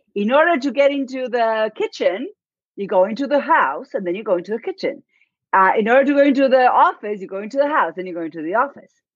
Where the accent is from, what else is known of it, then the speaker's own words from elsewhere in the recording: Buenos Aires, Argentina; accent: Argentine; English is a second language; moved away as an adult; now in Dartmouth, United States; my accent is from argentina i was born and raised in buenos aires